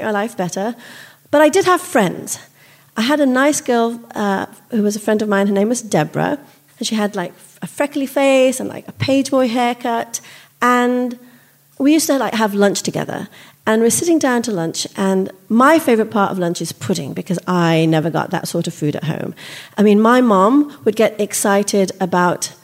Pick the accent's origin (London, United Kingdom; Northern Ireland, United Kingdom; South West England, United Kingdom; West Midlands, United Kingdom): West Midlands, United Kingdom; Solihull; moved away as an adult; also born or lived in India; now in United States; I'm an Indian immigrant, and while I live in America now, I grew up in Solihull, just outside Birmingham